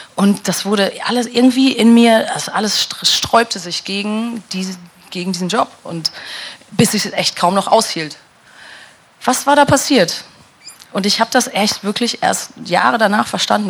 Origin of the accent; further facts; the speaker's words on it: Dortmund, North Rhine-Westphalia, Germany; moved away; also born or lived in near Koblenz / London; meiner Heimat Dortmund und im Kaff neben Koblenz